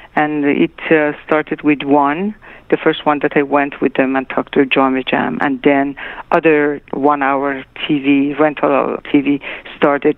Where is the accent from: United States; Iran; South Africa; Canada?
Iran; Tehran, Tehran Province; moved away; also born or lived in Shiraz; my parents moved to Tehran when I was a year and a half